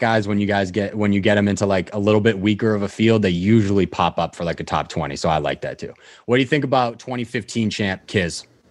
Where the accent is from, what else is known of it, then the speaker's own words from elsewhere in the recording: the North, United States; moved away as an adult; also born or lived in Florida; growing up in the North